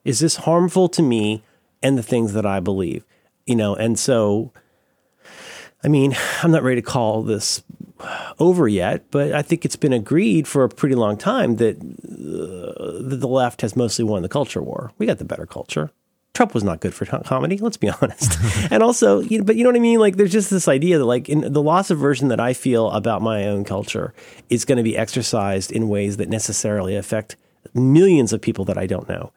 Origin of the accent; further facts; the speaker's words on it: Tallahassee, Florida, United States; moved away; I grew up mostly in Florida.